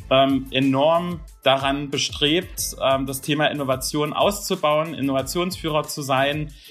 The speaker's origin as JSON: {"language": "German", "region": "Baden-Württemberg", "country": "Germany", "said": "Bin ja doch Schwabe natürlich."}